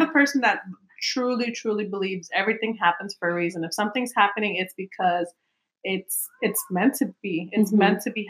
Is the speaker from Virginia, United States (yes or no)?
no; Chicago, Illinois, United States; now in Atlanta, United States; I'm originally from Chicago. I remember my mom moved down here to Atlanta.